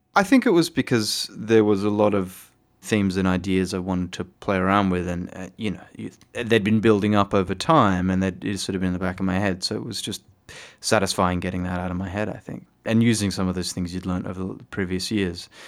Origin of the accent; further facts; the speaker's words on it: Fremantle, Western Australia, Australia; I grew up in Fremantle, which is a bit of a hippie town